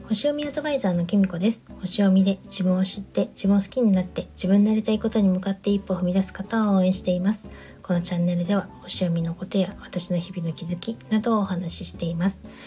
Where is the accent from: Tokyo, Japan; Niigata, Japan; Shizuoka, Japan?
Niigata, Japan; moved away; 私地元が新潟だったりする